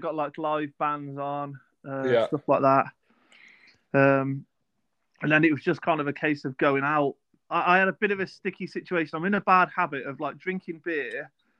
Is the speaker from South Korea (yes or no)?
no; England, United Kingdom; we're from England.